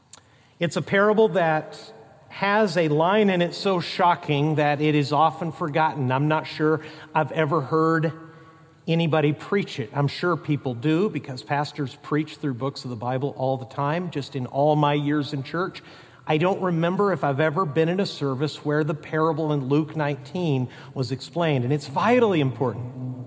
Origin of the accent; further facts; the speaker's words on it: Mexico; For instance, growing up in Mexico, our family worked in cities, but we supported missionaries and occasionally met national Christians and helped train national pastors in the tribes of Mexico.